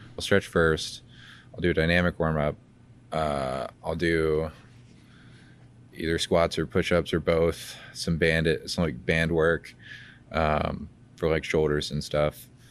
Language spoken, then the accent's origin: English; Georgia, United States; grew up in Georgia, but we, we go to Alabama